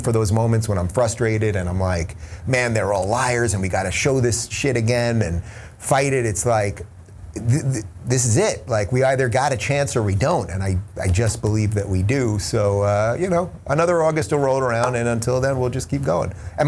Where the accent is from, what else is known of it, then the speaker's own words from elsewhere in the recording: Long Island, New York, United States; moved away as an adult; also born or lived in Brooklyn, New York; now in Los Angeles, United States; I was born in Brooklyn in 76 before it was like hipster Brooklyn, when it was still old school Brooklyn. Lived there for my first couple of years. I grew up in Long Island, which is the suburbs of New York City. And then I moved to New York City in 2000